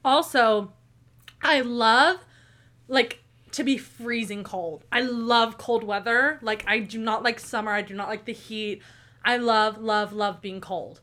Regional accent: Tulsa, Oklahoma, United States; born and raised in Tulsa, Oklahoma

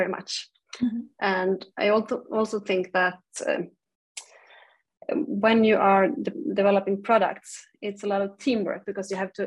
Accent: Umeå, Västerbotten County, Sweden; now in Gothenburg, Sweden; Originally, I'm from Umeå, which is quite high up in the north of Sweden

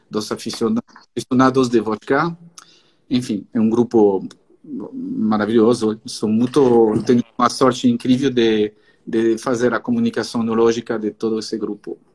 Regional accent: northern France, France; Portuguese is a second language; E, eh, eu sou do norte da França, tão perto da Champagne.

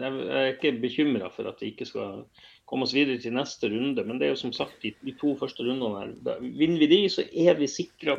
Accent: Bodø, Nordland, Norway; jeg vokste opp i Bodø

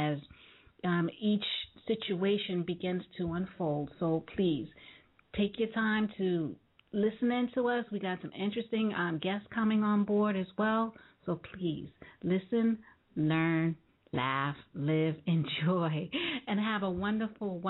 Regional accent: New York, United States; I'm from New York

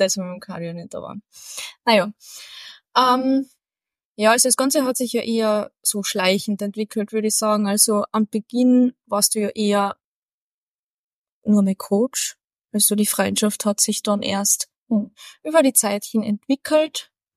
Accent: Carinthia, Austria; Als Kärntner

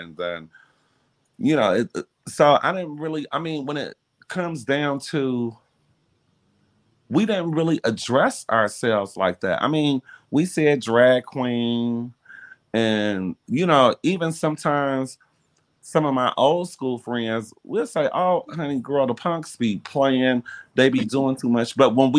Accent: Detroit, Michigan, United States; And, you know, growing up in Detroit in the era that, in the time that I grew up, I mean, no one ever really said too much about my sexuality.

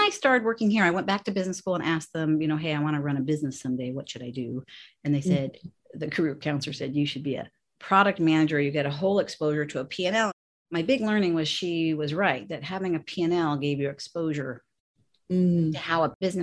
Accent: San Francisco, California, United States; So I'm born and raised in San Francisco, and my mom, who's 87, still lives in the house that I grew up

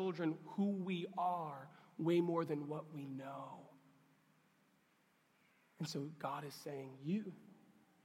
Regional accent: New York, United States; I grew up in New York

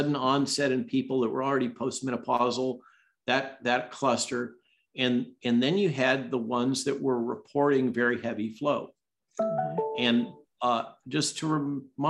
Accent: California, United States; moved away; my home state

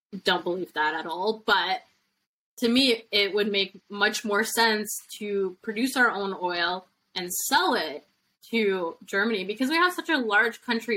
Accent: Canada; as a Canadian, and my family has been in Canada for 400 years, close to anyways, um, since the 1600s.

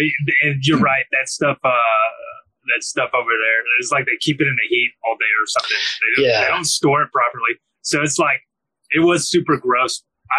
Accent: Texas, United States; I'm from Texas.

